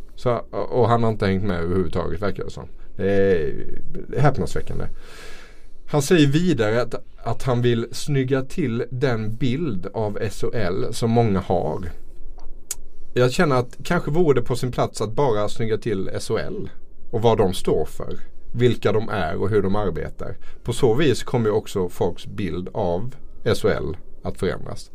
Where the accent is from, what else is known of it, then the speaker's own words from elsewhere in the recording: Småland, Sweden; Jag är ju från Småland här